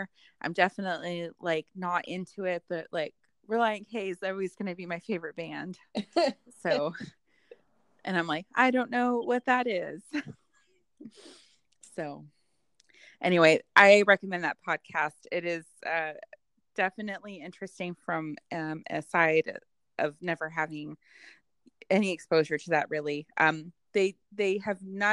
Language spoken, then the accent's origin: English; California, United States; When we were growing up in California